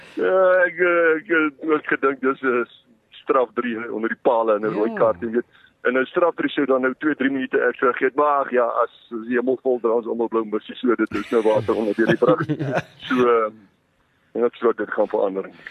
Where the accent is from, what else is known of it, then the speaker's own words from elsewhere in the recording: South Africa; as Suid-Afrikaners